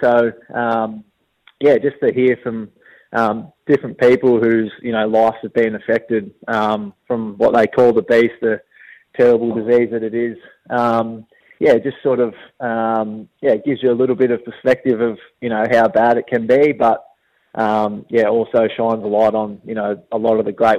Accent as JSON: {"language": "English", "town": "Tallygaroopna", "region": "Victoria", "country": "Australia", "tie": "born or raised there", "also_born_or_lived": "Katandra", "said": "I was born in Tallygroot"}